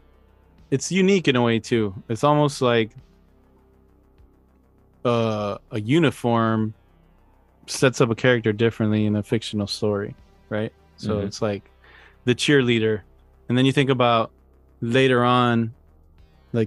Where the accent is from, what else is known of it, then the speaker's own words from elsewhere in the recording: Midwest, United States; we grew up in the Midwest